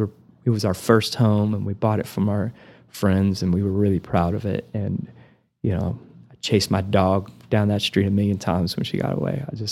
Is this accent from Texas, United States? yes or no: yes; Amarillo, Texas, United States; I'm from the Texas Panhandle. Where's, like down by Houston? No. And I point my finger in the air, you know, and I make the shape of Texas and I have to literally point and say, Amarillo's right here, you know?